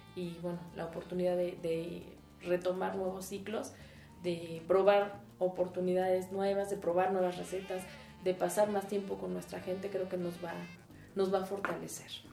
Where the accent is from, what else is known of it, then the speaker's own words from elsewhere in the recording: Mexico; el mantener nuestra identidad eh, familiar y como mexicanos